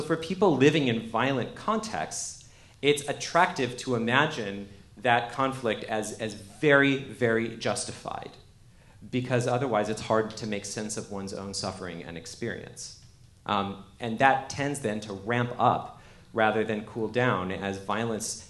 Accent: Canada; now in United States; I actually am an immigrant. I'm from Canada. I immigrated to the United States.

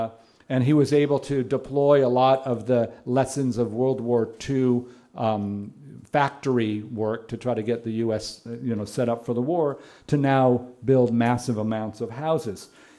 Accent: Palos Verdes, California, United States; I grew up in Palos Verdes in one of those suburbs

